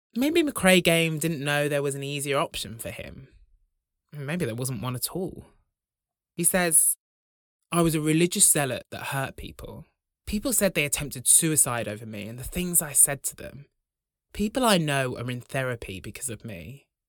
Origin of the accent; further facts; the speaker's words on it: Broughton, England, United Kingdom; When I was growing up in Broughton